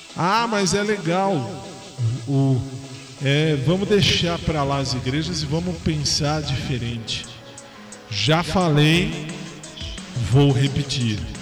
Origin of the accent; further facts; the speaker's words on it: São Paulo, Brazil; sou de São Paulo, sou da, aliás, sou da cidade de São Paulo, estado de São Paulo